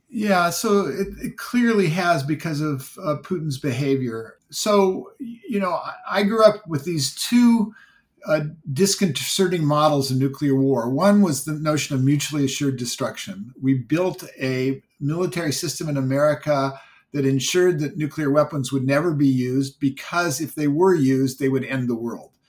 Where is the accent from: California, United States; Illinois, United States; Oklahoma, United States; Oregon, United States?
California, United States; Silicon Valley; I grew up in Silicon Valley